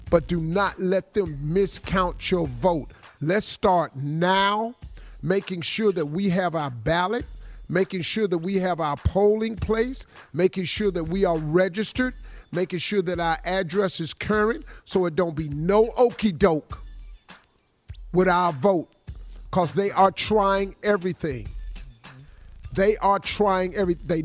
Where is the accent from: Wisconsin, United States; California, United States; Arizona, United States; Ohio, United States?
Ohio, United States; Cleveland; Dog, I'm from Cleveland.